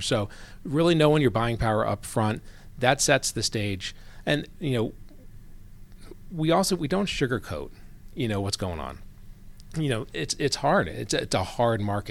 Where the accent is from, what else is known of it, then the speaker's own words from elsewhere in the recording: Gwinnett, Georgia, United States; also born or lived in New Jersey; I grew up here in Gwinnett. So I came here, uh, spent ten years in New Jersey, and then my dad got transferred down here in eighty-eight